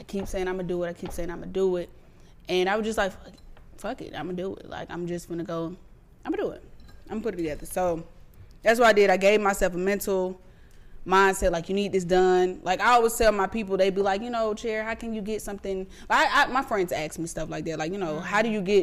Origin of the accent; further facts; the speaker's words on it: Decatur, Georgia, United States; I'm from Decatur, Georgia